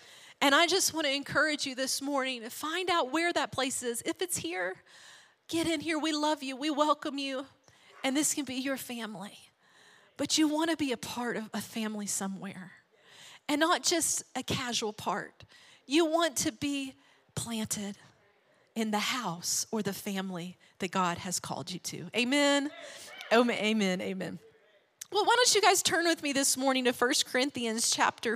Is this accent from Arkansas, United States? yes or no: yes; Arkansas, United States; we grew up in Arkansas, small town, small church